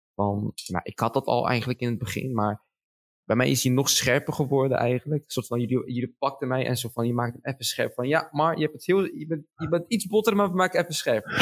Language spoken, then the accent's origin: Dutch; Schiedam, South Holland, Netherlands; ik ben zo trots dat ik in, dat ik in Schiedam ben geboren